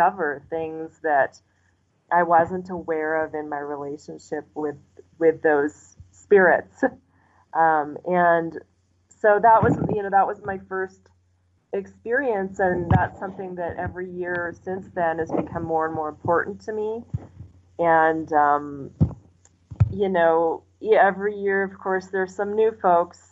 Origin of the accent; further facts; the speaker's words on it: United States; moved away as an adult; now in Mexico; growing up in the United States